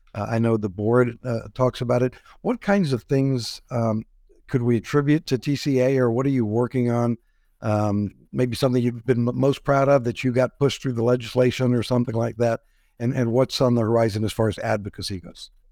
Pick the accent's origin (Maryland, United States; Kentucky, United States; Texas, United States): Texas, United States; San Antonio; my hometown, beautiful San Antonio, Texas